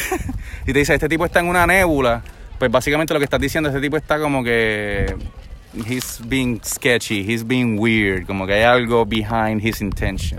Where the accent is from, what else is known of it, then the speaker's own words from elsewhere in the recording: Trujillo Alto, Puerto Rico; also born or lived in Santurce, Puerto Rico / United States; yo soy de Santurce, original de Trujillo Alto, Puerto Rico